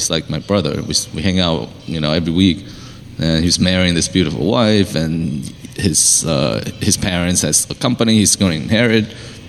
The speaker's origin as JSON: {"language": "English", "region": "Pennsylvania", "country": "United States", "tie": "born or raised there", "said": "I mean, it's Chester County. I grew up in Chester County, and I'm familiar with that area."}